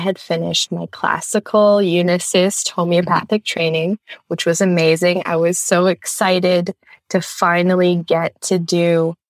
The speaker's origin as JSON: {"language": "English", "country": "Canada", "said": "I'm from Canada"}